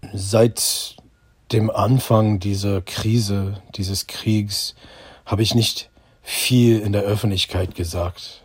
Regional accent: United States; German is a second language; moved away as an adult; now in Germany; Ich bin Amerikaner. Ich bin jüdisch. Ich wohne in Deutschland seit 18 Jahren

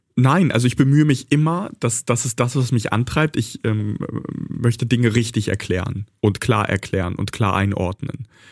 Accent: Bad Pyrmont, Lower Saxony, Germany; also born or lived in Kharkiv, Ukraine; Ich bin in Bad Pyrmont aufgewachsen, in Deutschland sozialisiert.

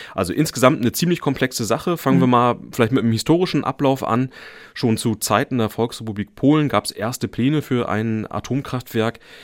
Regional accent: Schwerin, Mecklenburg-Vorpommern, Germany; ich bin in Schwerin aufgewachsen

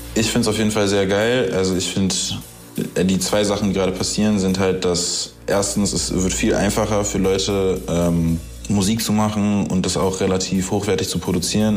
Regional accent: Berlin, Germany; als Berliner Junge, weißt du, was ich wirklich bin

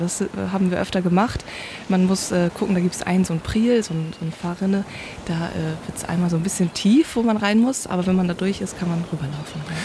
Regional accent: Föhr, Schleswig-Holstein, Germany; born or raised there; first language North Frisian; German is a second language

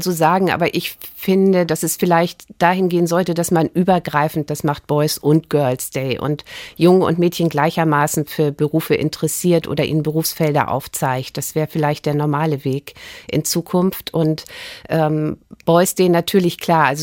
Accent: Reinfeld, Schleswig-Holstein, Germany; Also ich liebe Schleswig-Holstein, äh, Stormann, äh, meinen Heimatort Rheinfeld. Ich wohne gern dort.

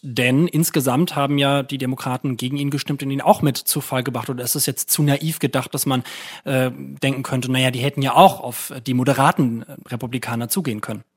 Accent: Germany; als Deutsche oder auch als Europäer

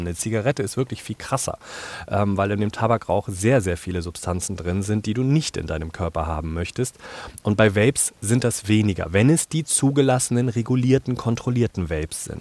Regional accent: Germany; Ich bin in Deutschland aufgewachsen, zweisprachig

